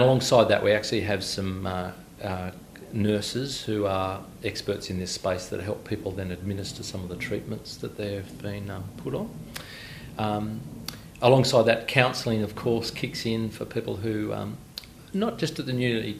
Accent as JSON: {"language": "English", "town": "Inverell", "region": "New South Wales", "country": "Australia", "tie": "born or raised there", "moved": "yes", "said": "I was born in Inverell, where that sort of stopped after that moving process. So that's all I ever knew as a kid"}